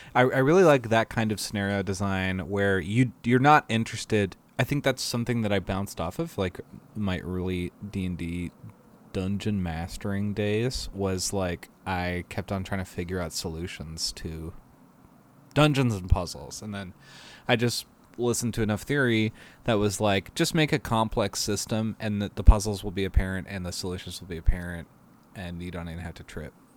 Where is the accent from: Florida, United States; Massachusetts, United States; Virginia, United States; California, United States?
Massachusetts, United States; Boston; I am from Boston